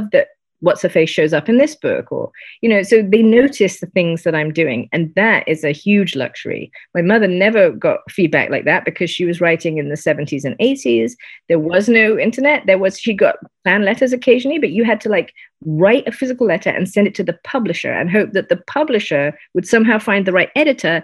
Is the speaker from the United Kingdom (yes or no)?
yes; United Kingdom; I'm British.